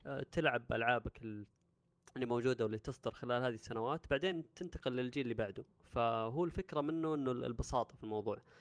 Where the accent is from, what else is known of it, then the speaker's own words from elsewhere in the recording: Saudi Arabia; عندنا في السعوديه